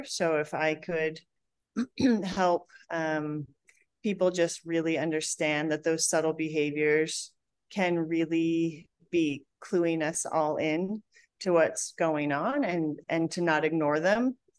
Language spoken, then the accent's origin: English; Colorado, United States; I'm from Colorado, right?